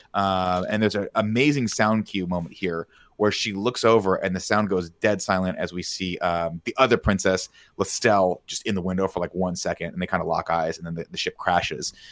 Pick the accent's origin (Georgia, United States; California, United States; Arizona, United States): California, United States; Riverside; growing up in Riverside